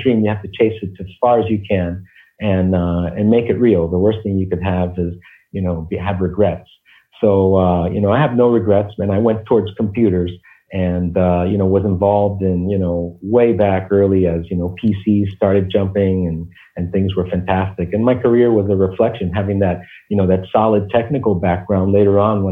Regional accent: New York City, New York, United States; also born or lived in Cuba / Miami; I was born in Cuba. And when we came in the 60s to the United States, it was quite a journey for us coming from this tropical paradise, and we moved to the Bronx.

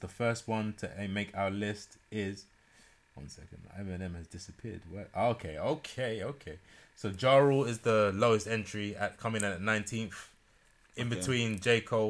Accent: London, United Kingdom; I'm from Newham. I know patois.

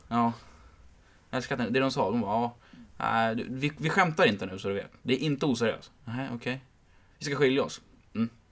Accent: Märsta, Stockholm County, Sweden; Jag bodde ju hemma i Märsta då. Eh, hos mina föräldrar

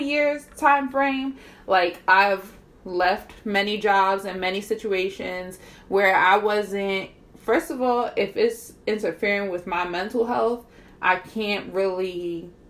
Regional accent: Jersey City, New Jersey, United States; I was born in 1994 in Jersey City, New Jersey

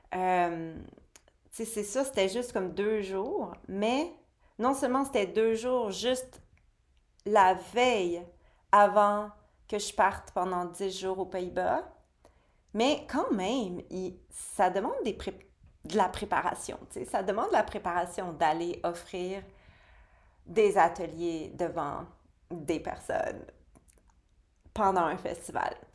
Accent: Quebec, Canada; ma terre natale, au Québec

